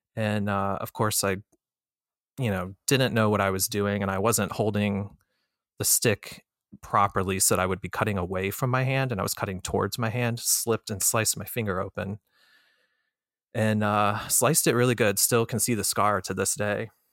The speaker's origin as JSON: {"language": "English", "region": "Florida", "country": "United States", "tie": "born or raised there", "also_born_or_lived": "Colorado / Chicago", "moved": "as an adult", "said": "I was born in Colorado, and my parents separated, and when I was about two, and my mother and I moved from Colorado to Florida. So, when I was growing up in Florida"}